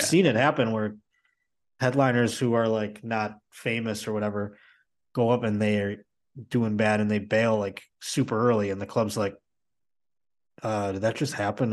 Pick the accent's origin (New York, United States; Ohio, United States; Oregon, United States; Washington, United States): New York, United States; Buffalo; now in Los Angeles, United States; I'm not from Boston either. I'm from Buffalo